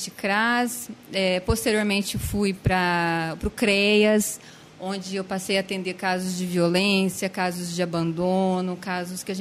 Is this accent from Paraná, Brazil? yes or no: no; Franca, São Paulo, Brazil; Sou natural de Franca, né?